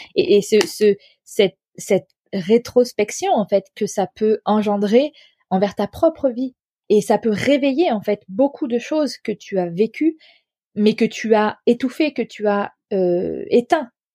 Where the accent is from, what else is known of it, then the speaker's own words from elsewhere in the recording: France; j'ai grandi en France